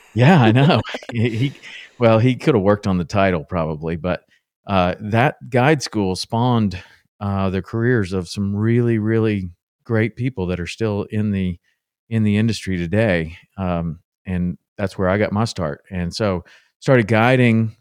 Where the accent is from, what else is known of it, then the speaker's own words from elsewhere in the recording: Tennessee, United States; my dad took me fishing a lot when I was growing up in Tennessee